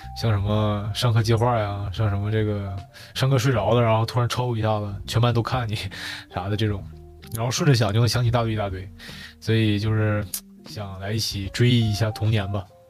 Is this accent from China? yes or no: yes; Northeast China, China; accent: Northeastern Mandarin; 我们东北话讲，扯犊子